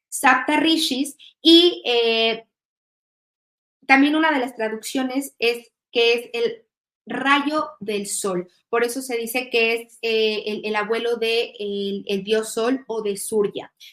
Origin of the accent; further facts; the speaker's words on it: Mexico; now in Germany; soy mexicana, pero actualmente este, estoy radicando en, Alemania